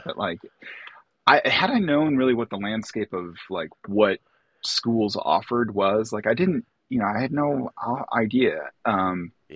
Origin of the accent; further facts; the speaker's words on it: Wildwood, Illinois, United States; also born or lived in Atlanta, Georgia; I'm Lake County, Illinois. I was actually born in Atlanta, Georgia, oh, but uh, when I was young, we moved up to Illinois. Um, we wound up in Wildwood, Illinois